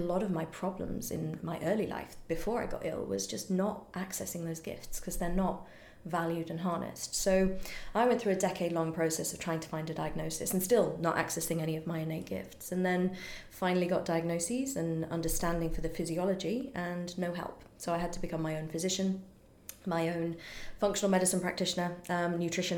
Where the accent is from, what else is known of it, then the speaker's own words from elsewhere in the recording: United Kingdom; I'm British